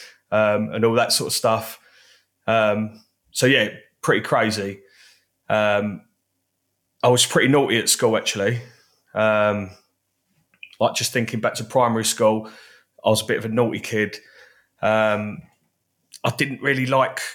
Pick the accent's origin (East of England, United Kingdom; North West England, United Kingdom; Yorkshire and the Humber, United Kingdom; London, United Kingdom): East of England, United Kingdom; Basildon; I was born in Basildon, as most great people are